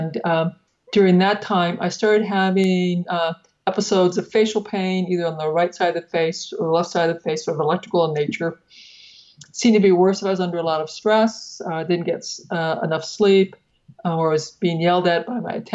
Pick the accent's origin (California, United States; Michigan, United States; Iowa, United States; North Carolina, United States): Iowa, United States; Northeast; I grew up in Northeast Iowa on a family farm.